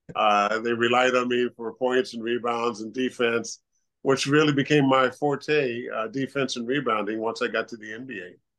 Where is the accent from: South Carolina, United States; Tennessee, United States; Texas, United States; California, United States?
California, United States; moved away as an adult; also born or lived in Pullman, Washington; growing up in California